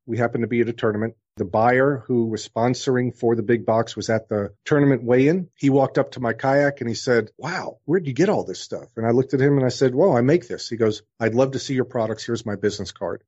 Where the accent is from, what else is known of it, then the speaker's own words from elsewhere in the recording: New York, United States; moved away; also born or lived in New Orleans; the kid growing up in New York